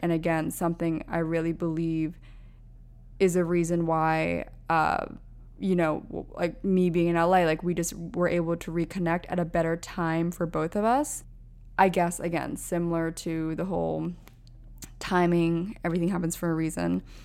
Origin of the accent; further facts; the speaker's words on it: Pennsylvania, United States; moved away as an adult; also born or lived in Orange County, California / Los Angeles, California; now in New York City, United States; I grew up on the East Coast in Pennsylvania, so we had cold winters already